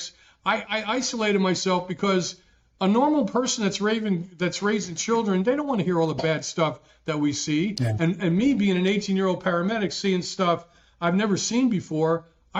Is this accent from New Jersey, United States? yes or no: yes; New Jersey, United States; growing up in Jersey, my dad was a union president